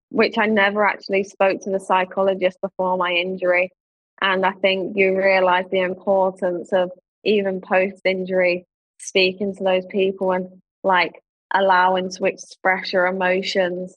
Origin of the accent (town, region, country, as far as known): London, United Kingdom; born or raised there